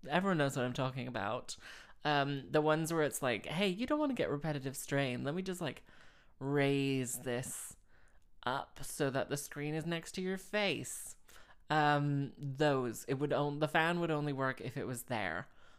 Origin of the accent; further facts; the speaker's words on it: Slough, South East England, United Kingdom; moved away as an adult; also born or lived in Houston, United States; so when I was 3 until when I was 11, we lived in Houston, Texas. Everyone knows this. And when I was 11, we moved back to Slough. And then when I was 18, I moved here.